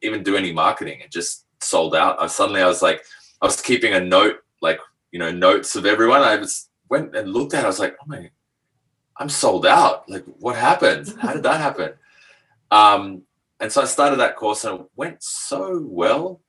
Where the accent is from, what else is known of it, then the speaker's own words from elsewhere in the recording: Australia; also born or lived in France / Asia; I was born in France, but grew up in Australia.